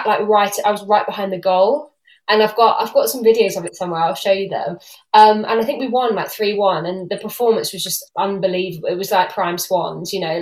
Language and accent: English; Northamptonshire, East Midlands, United Kingdom; I grew up in Northamptonshire